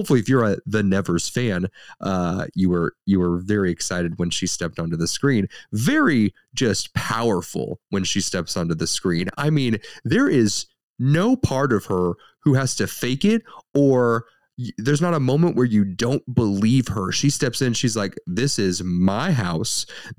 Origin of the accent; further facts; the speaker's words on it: Ireland; You know, I can say this because I'm Irish, and everyone's allowed to make fun of the Irish